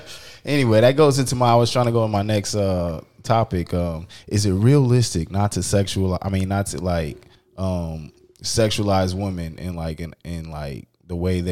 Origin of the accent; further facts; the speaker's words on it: Florida, United States; I don't know, bro. I'm from Florida, bro.